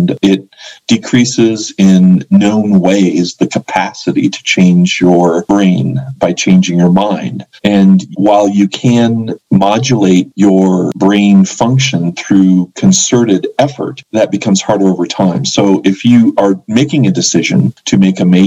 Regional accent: Boulder, Colorado, United States; now in New Mexico, United States; I loved growing up in Boulder.

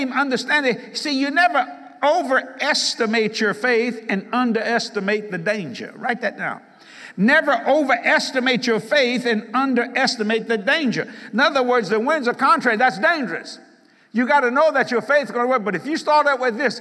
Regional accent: Cajun, Louisiana, United States; I'm a Cajun.

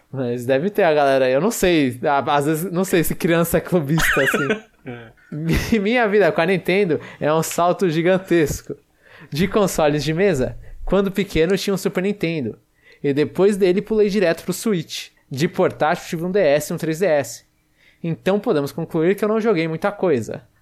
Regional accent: Registro, São Paulo, Brazil; now in Curitiba, Brazil; Pronuncia …. Tenho 25 anos e sou de Registro, interior de São Paulo. Mas atualmente estou estudando em Curitiba.

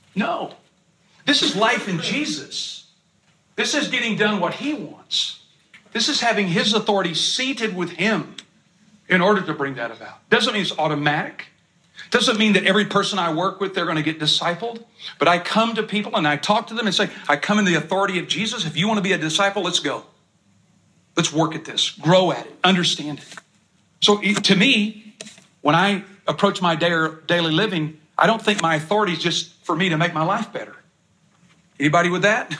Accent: East Texas, United States; I'm from East Texas

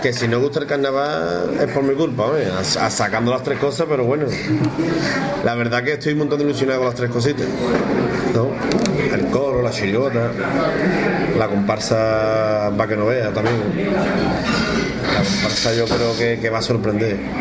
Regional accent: Cádiz, Andalusia, Spain; como decimos que en Cádiz

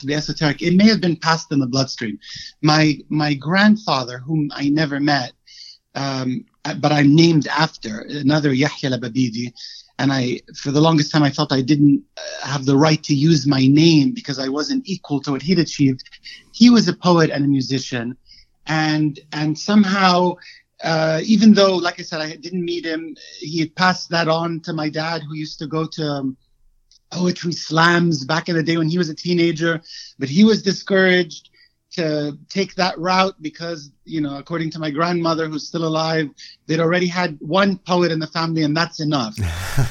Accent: Egypt; moved away as an adult; also born or lived in Cairo / Washington, D.C.; now in United States; I was born and raised in Egypt. I left at 32, I want to say. So I've been in the States for 13 years.

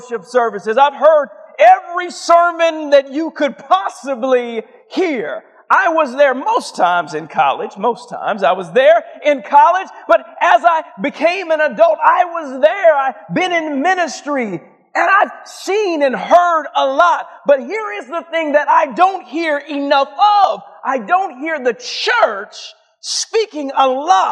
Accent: Atlanta, Georgia, United States; I'm from Atlanta

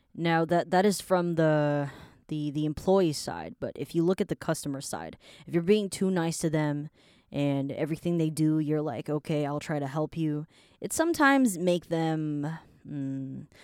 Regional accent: Taiwan; I was born in Taiwan.

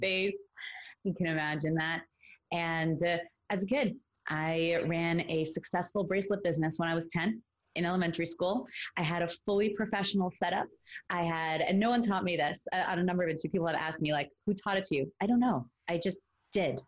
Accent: New York City, New York, United States; moved away as an adult; now in Los Angeles, United States; I'm from Brooklyn, New York, originally. Now I'm living in Los Angeles, California. I spent the first 23 years of my life in New York

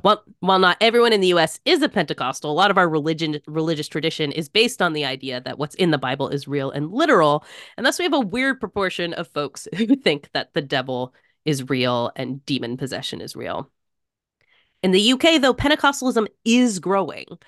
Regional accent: United States; even as an American

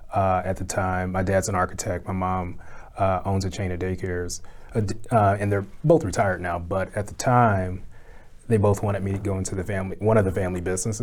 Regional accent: St. Louis, Missouri, United States; now in Chicago, United States; I came to Chicago from St. Louis and went to Columbia College Chicago, like a lot of film folks in Chicago do.

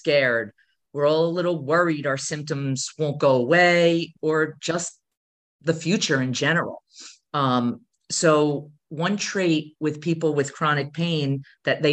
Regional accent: New Jersey, United States; I'm from New Jersey.

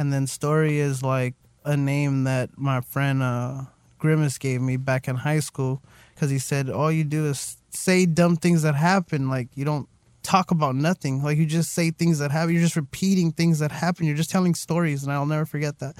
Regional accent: La Puente, California, United States; also born or lived in West Covina; I say that I'm, you know, from La Puente

